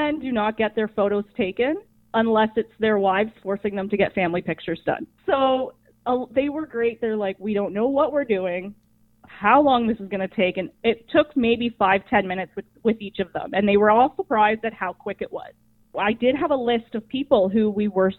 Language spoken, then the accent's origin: English; Ops Township, Ontario, Canada; now in Downeyville, Canada; I'm originally from Ops Township